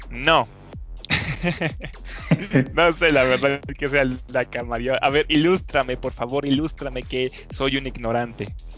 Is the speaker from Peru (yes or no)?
no; Mexico; uno como mexicano